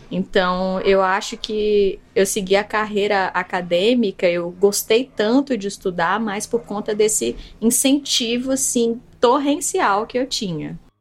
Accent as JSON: {"language": "Portuguese", "town": "Salvador", "region": "Bahia", "country": "Brazil", "tie": "born or raised there", "moved": "as an adult", "lives_now": "Belo Horizonte, Brazil", "said": "Mas eu sou da Bahia, de Salvador. Na verdade, a minha família é da ilha de Taparica, é originalmente, mas eu já nasci em Salvador"}